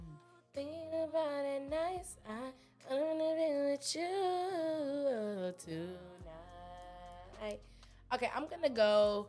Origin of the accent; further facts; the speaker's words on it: Tuscaloosa, Alabama, United States; I'm from the West Side of Tuscaloosa. Please don't play with it.